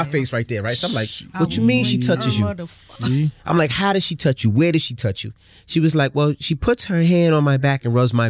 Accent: New York City, New York, United States; I'm from Queens

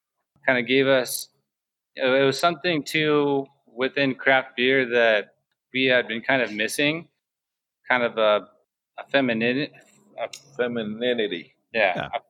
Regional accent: Encinitas, California, United States; also born or lived in San Francisco Bay Area; I'm originally from Encinitas, Acadia, San Diego

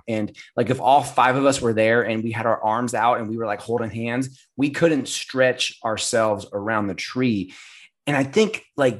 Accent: California, United States; I'm born and bred Californian.

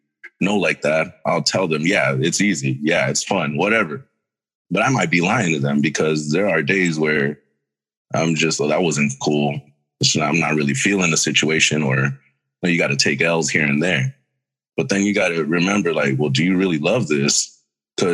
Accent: Mexico; I myself am Mexican. I was born in Mexico.

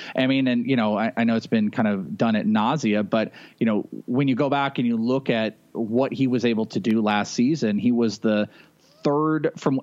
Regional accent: Bay Area, California, United States; now in Arizona, United States; I grew up in the Bay Area

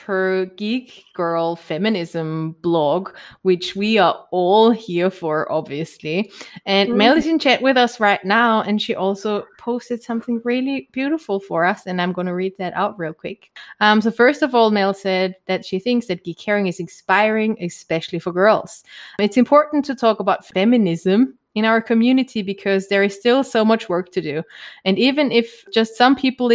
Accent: Germany; accent: German; English is a second language; my German accent

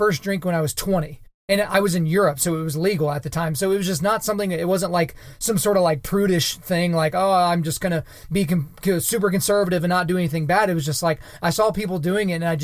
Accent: Oklahoma, United States; also born or lived in Edmond, Oklahoma; I am in Edmond, Oklahoma, and the state of Oklahoma.

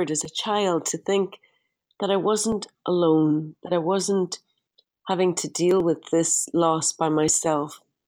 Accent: Derry, Northern Ireland, United Kingdom; moved away; my father took me up to the city cemetery in Derry, my hometown.

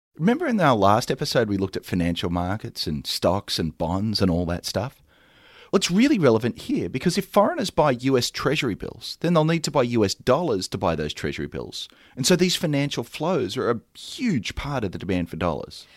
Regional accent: Australia; now in United States; I'm an import from Australia.

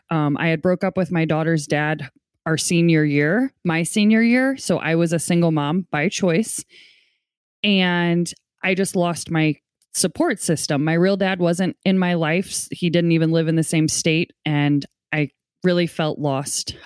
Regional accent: St. Louis, Missouri, United States; also born or lived in Portland, Oregon; I'm from Saint Louis, Missouri

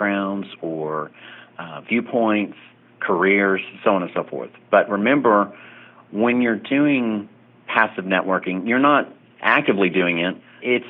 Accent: Oklahoma, United States; moved away as an adult; also born or lived in Tulsa, Oklahoma; now in Las Vegas, United States; I was a Oklahoma native, born and raised in Oklahoma, and my 24 out of my 25 years as a paralegal was in Tulsa

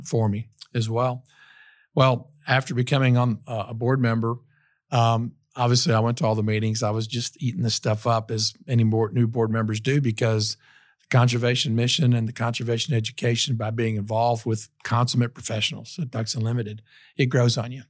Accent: Tennessee, United States; also born or lived in Iowa / Knoxville, Tennessee; I was born in Iowa, of all places, in the heartland of America. And, um, you know, when I was about ten years old, our family moved to Tennessee

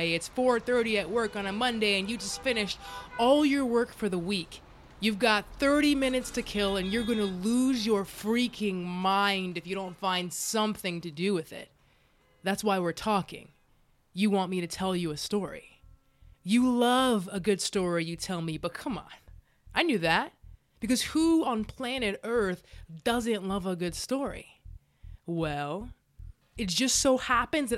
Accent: Dallas, Texas, United States; born or raised there; now in Los Angeles, United States

